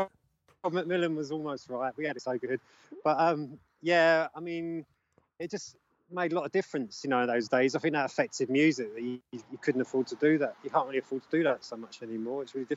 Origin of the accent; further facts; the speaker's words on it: London, United Kingdom; I'm from Camberwell in South London.